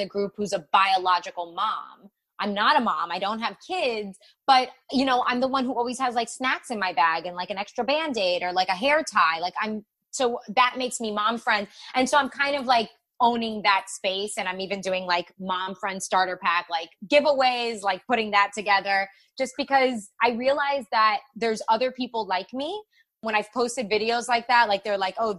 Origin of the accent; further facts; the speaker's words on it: Miami, Florida, United States; I'm from Miami